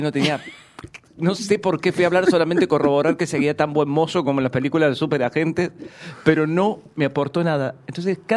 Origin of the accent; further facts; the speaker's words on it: Córdoba, Argentina; moved away; cuando yo llegué de Córdoba hace treinta años, treinta 30 años, no tenía un solo teléfono en la agenda.